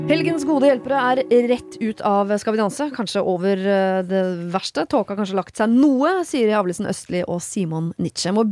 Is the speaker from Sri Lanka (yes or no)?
yes; Sri Lanka; Ja, mitt hjemland.